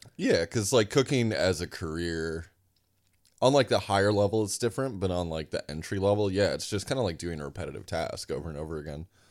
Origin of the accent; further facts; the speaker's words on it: Sioux City, Iowa, United States; moved away as an adult; now in Boston, United States; I grew up in Sioux City, Iowa, and then I moved across the state to Iowa City, Iowa